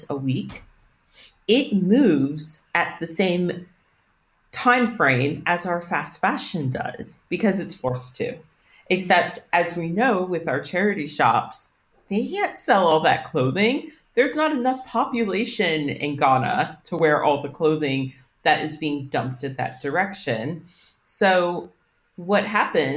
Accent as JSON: {"language": "English", "country": "United States", "said": "as an American"}